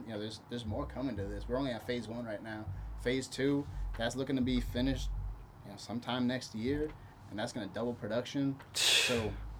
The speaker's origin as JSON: {"language": "English", "country": "Brazil", "tie": "born there", "said": "So I was born in Brazil, but ultimately settled here, went to high school here, graduated from college here"}